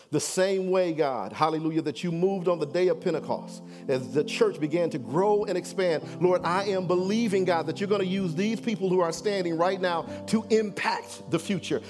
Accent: Detroit, Michigan, United States; I'm from Detroit, y'all, so I know my background and my history, where I come from.

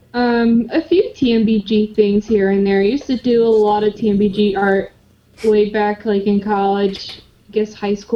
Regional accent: Long Island, New York, United States; now in Fargo, United States; I'm originally from Long Island, New York, but currently okay. I am living in Fargo, North Dakota.

